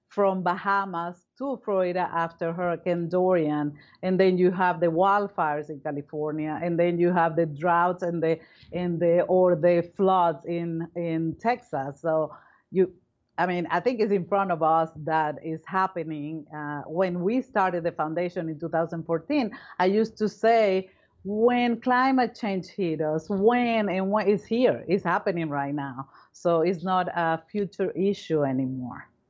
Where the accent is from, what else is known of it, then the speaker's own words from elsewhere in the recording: Caracas, Capital District, Venezuela; moved away as an adult; now in United States; Well, I come from Venezuela. I was born in Caracas, Venezuela.